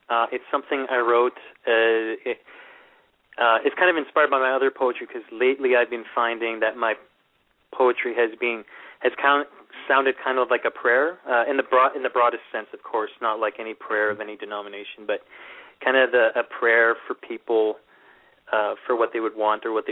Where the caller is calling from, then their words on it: Thunder Bay, Ontario, Canada; Uh, I'm calling from Ontario in Canada.